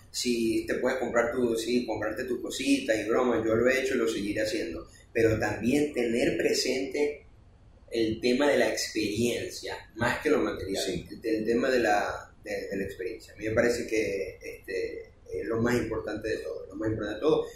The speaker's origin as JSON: {"language": "Spanish", "country": "Venezuela", "moved": "yes", "said": "yo no conozco Maracay, y hablábamos el mismo idioma, claro, somos venezolanos"}